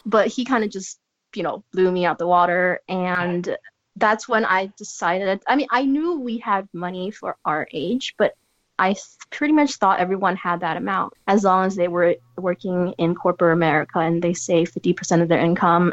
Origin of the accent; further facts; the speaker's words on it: San Francisco, California, United States; moved away; I come from San Francisco